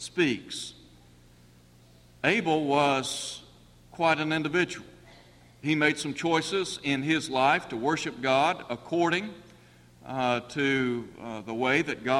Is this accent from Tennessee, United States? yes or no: yes; Chattanooga, Tennessee, United States; moved away; I grew up in Chattanooga